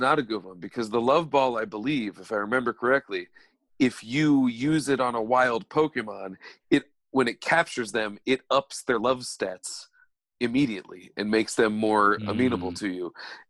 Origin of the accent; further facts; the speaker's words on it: England, United Kingdom; I'm from England.